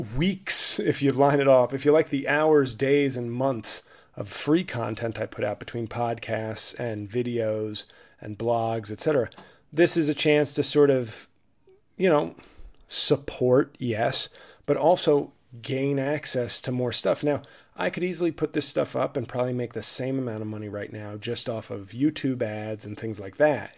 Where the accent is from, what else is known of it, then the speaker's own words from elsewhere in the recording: New York, United States; now in New Jersey, United States; I live in Jersey. I'm from New York.